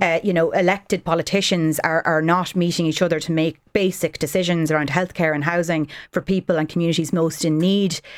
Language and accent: English; Ireland; we, young people growing up in Ireland post nineteen ninety-eight